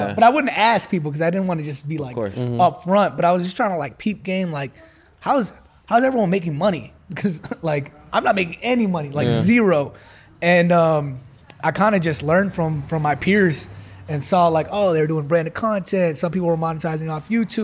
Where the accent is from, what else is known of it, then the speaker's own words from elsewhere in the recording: New York, United States; moved away as an adult; also born or lived in Dallas; now in Los Angeles, United States; New York, born and raised